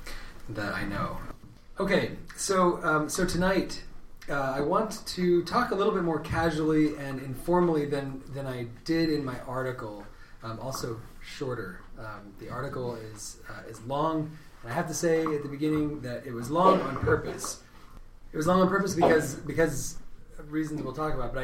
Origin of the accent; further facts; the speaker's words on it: Redding, California, United States; moved away as an adult; now in Athens, Ohio, United States; I'm from California. I'm from the north, though. Reading is the town that I grew up